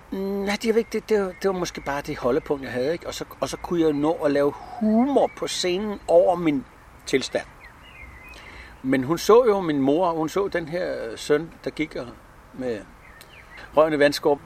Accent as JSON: {"language": "Danish", "town": "Frederiksberg", "region": "Capital Region of Denmark", "country": "Denmark", "tie": "born or raised there", "also_born_or_lived": "Helsinge", "said": "Jeg er født på Frederiksberg"}